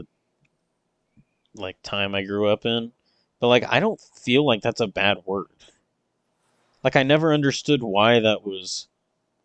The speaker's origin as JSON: {"language": "English", "country": "United States", "said": "we're American"}